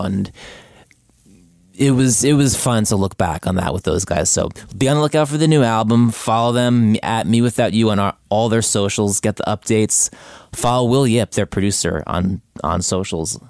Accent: New Jersey, United States; moved away as an adult; now in Brooklyn, United States; I live in Brooklyn. I grew up in New Jersey

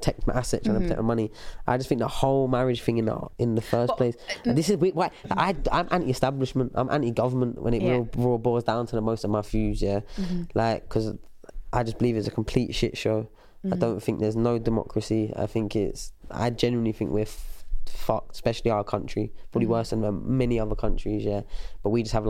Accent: England, United Kingdom; it's hard to be proud of being English or British

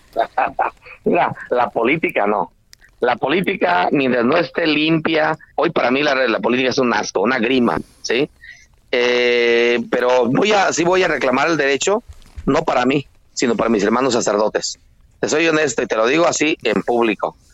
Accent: Tancítaro, Michoacán, Mexico; aquí en Michoacán las autodefensas solo existen en mi pueblo que es Tancítaro

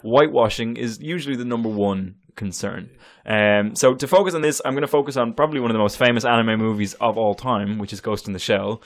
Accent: United States; we as American comic book consumers

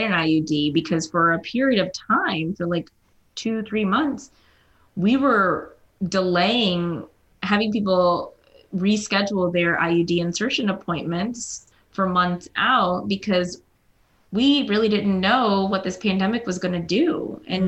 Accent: South Carolina, United States; My parents were Indian immigrants. They settled in South Carolina. I was born there in South Carolina, not India

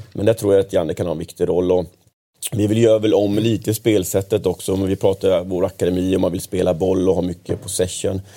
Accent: Kalmar, Kalmar County, Sweden; now in Stockholm, Sweden; Jag kommer från en division två-förening hemma i Kalmar

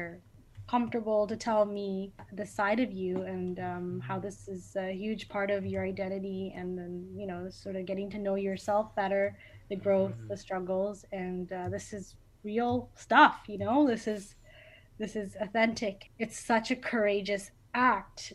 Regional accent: Canada; I was born and raised here

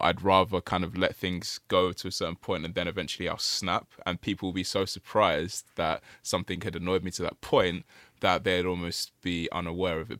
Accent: Nigeria; we're Nigerian

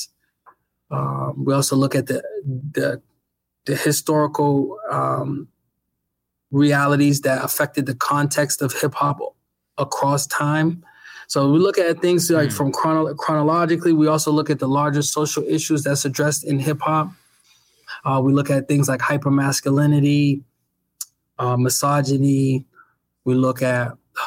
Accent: Boston, Massachusetts, United States; moved away as an adult; now in Pennsylvania, United States; I'm from Mission Hill, Mission Park area of Roxbury. I had a fantastic upbringing there in inner city Boston

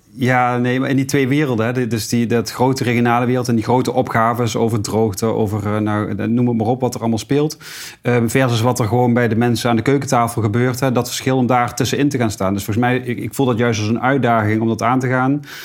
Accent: Deurne, North Brabant, Netherlands; geboren getogen tegenover Museum de Wieker

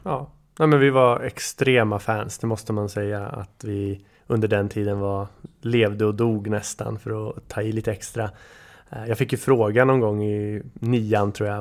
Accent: Bryngelstorp, Sweden; hemma i Bryngelstorp när min bror lyssnade på den

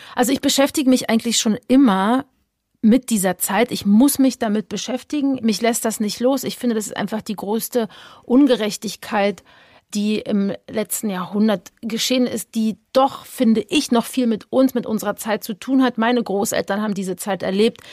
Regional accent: Berlin, Germany; ich bin ja in Ostberlin groß geworden

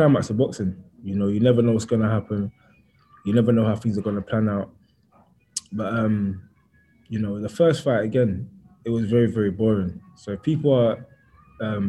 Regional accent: London, United Kingdom; I grew up in East London and I grew up a certain type of way

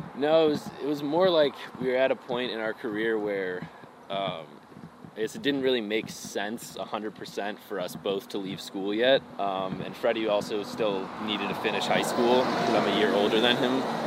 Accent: Northfield, Illinois, United States; I was born in Northfield, Illinois

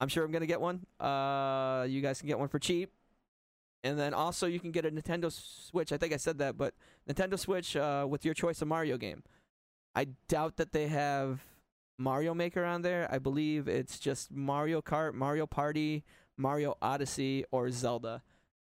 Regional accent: United States; I'm American

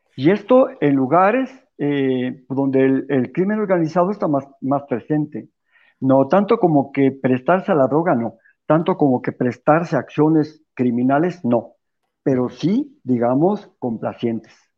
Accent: Mexico; los católicos de México

